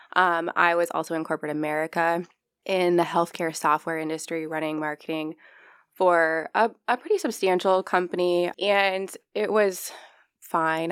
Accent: Norwalk, Iowa, United States; also born or lived in Omaha area; now in Council Bluffs, United States; I'm from Norwalk, Iowa. I moved to the Omaha area a long time ago

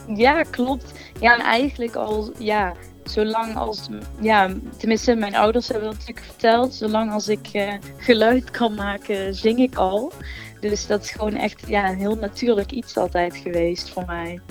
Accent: Gemert, North Brabant, Netherlands; ik kom uit Gemert, Zuidoost-Brabant

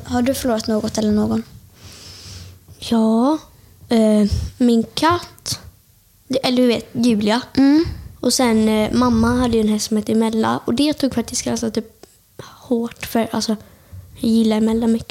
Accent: Björkö, Västra Götaland, Sweden; jag kommer från Björka. Och liksom, eh, ni vet Öckerö kommun

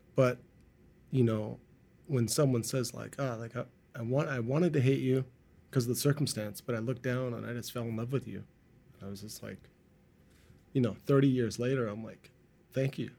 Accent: Markham, Ontario, Canada; now in Vancouver, Canada; I grew up in Markham

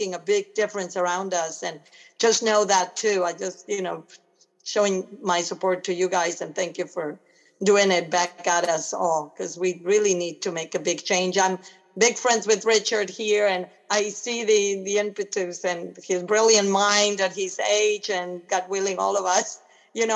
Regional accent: Argentina; now in Los Angeles, United States; I'm originally from Argentina.

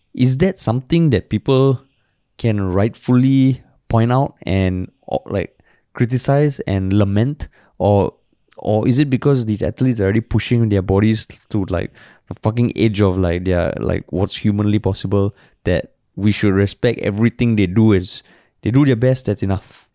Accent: Singapore; I've never felt prouder as a Singaporean.

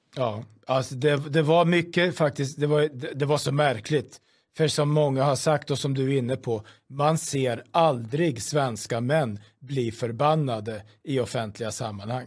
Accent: Sweden

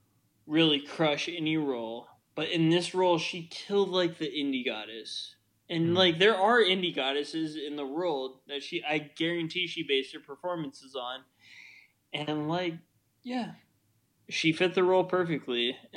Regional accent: Midwest, United States; I just said especially because I'm from the Midwest, but whatever.

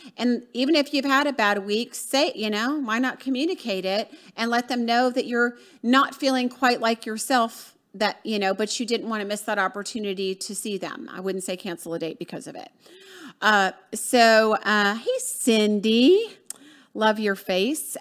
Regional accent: Atlanta, Georgia, United States; moved away; from, uh, Atlanta, Georgia, um, my hometown

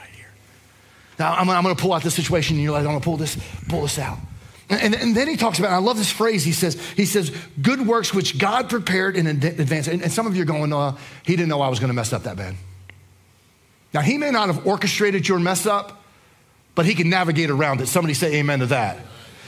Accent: New Jersey, United States; moved away; I grew up in New Jersey

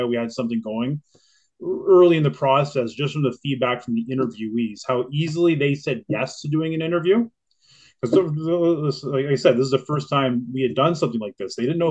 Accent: Kingston, Ontario, Canada; now in Toronto, Canada; I grew up in Kingston, Ontario, which is about 250 kilometers outside of Toronto

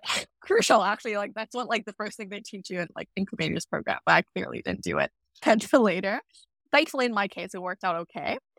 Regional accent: Vietnam; moved away as an adult; now in Vancouver, Canada; I was born and raised in Vietnam, and, uh, I only moved to Vancouver in, for, like, university

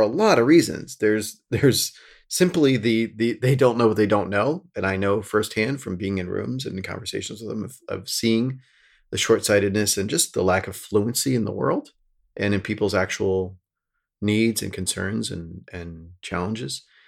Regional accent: rural Pennsylvania, United States; now in New York, United States; I grew up in the Sticks and, like, rural Pennsylvania

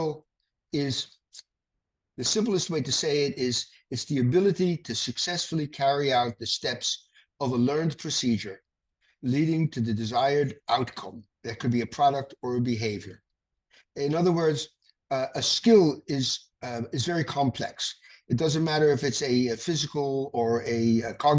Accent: New York City, New York, United States; I was born in the Bronx

